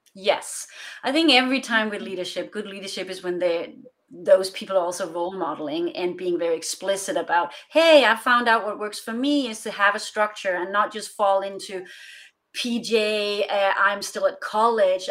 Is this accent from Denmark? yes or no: yes; Denmark; moved away as an adult; also born or lived in Europe; now in West Coast, United States; I'm originally from Denmark. I'm Danish